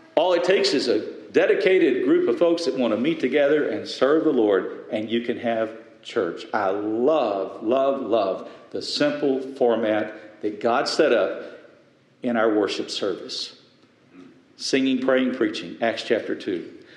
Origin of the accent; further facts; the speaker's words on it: West Texas, United States; I'm from West Texas